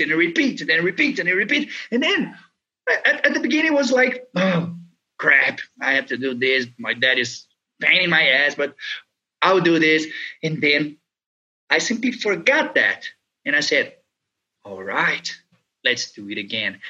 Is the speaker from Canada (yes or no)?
no; Brazil; I was born here in Brazil